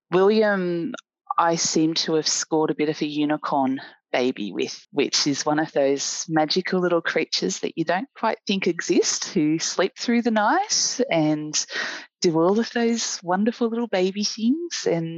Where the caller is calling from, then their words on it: Melbourne, Victoria, Australia; I'm a volunteer community educator with the Australian Breastfeeding Association and a mum. I'm speaking to you from Melbourne, Victoria, in Wurundjeri country.